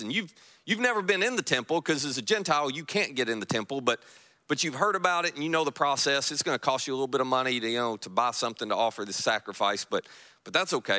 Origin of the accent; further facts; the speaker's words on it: Kentucky, United States; now in Marianna, Florida, United States; I am from Kentucky